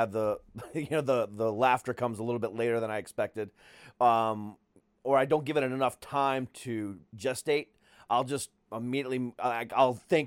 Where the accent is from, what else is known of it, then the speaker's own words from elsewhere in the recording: Ohio, United States; moved away; also born or lived in Altamonte Springs, Florida; I'm originally from Ohio